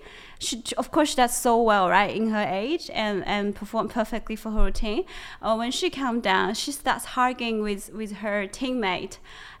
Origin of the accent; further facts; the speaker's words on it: China; English is a second language; It doesn't matter you're from US, I'm from China, but we're all athletes compete in this field